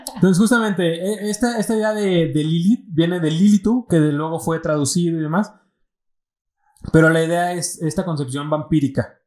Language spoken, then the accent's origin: Spanish; Michoacán, Mexico; somos michoacanos